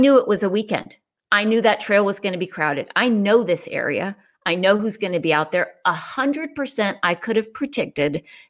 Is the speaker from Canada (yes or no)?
no; Ireland; I'm Irish, so you're good.